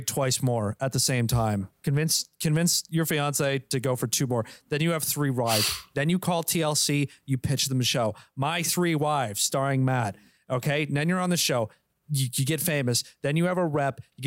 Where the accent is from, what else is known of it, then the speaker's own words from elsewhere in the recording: Australia; I'm an Australian.